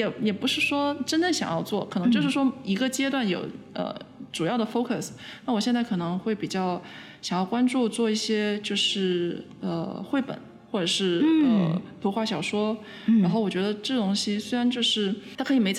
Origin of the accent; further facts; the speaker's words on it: Guangzhou, Guangdong, China; now in Montreal, Canada; 呃，我是呃我的家来自呃广州。对，